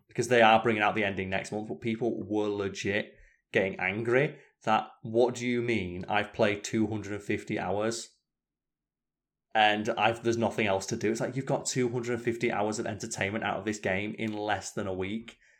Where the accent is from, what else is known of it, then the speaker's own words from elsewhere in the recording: United Kingdom; I'm British